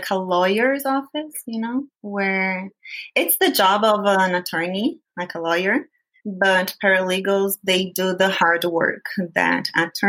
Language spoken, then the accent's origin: English; Brazil; first language Portuguese; English is a second language; moved away as an adult; now in United States; I am Brazilian and I live here in the U.S.